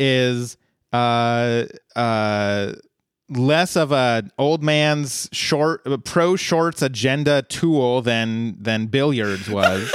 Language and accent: English; Colorado, United States; I'm from Colorado